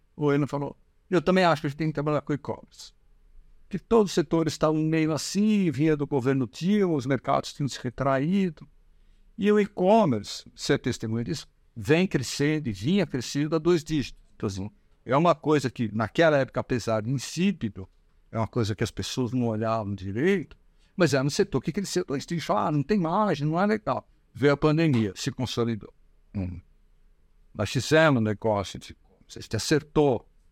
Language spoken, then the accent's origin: Portuguese; Brazil; como brasileiros